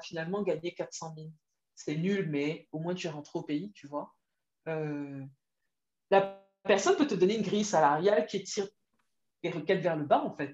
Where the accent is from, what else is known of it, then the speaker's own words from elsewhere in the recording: Cameroon; moved away as an adult; also born or lived in France; je rentre au Cameroun parce que j'ai une opportunité là-bas. Après, j'ai des affinités avec le pays parce que c'est mon pays d'origine